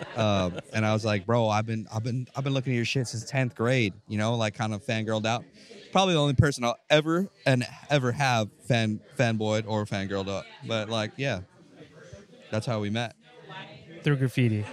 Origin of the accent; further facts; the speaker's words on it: Halawa, Hawaii, United States; I'm from Halawa, Hawaii